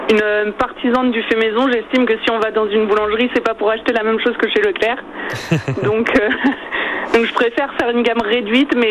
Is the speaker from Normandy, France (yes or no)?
yes; Caen, Normandy, France; also born or lived in Orne; J'ai grandi à Caen. Je suis arrivée dans l'Orne il y a trois ans.